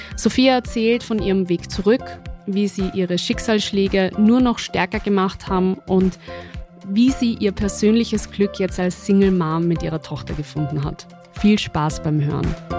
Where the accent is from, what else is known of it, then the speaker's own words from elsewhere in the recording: Austria; bei uns in Österreich